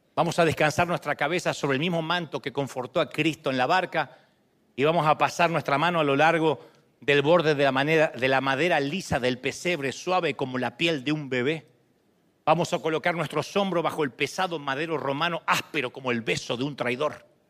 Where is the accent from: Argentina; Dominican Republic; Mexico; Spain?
Argentina; moved away; yo soy argentino